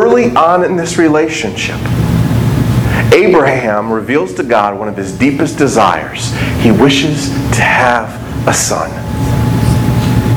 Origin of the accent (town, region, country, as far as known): United States